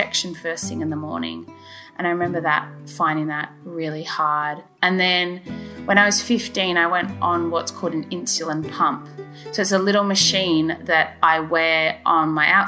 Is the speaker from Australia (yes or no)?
yes; Australia; moved away as an adult; now in Oxford, United Kingdom; I'm originally from Australia and I'm going to go back to Australia soon